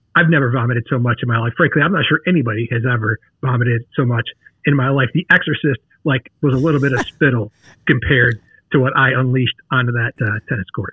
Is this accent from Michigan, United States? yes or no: yes; Detroit, Michigan, United States; now in St. Louis, United States; I grew up in the Detroit area